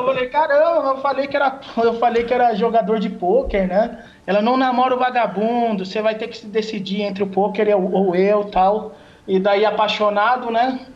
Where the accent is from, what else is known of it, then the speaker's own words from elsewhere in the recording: Piracicaba, São Paulo, Brazil; eu sou de Piracicaba, Calil, eu, eu, sou do interior de São Paulo, né? Acho que pessoal, todo mundo pensa que eu sou da capital, mas sou do interior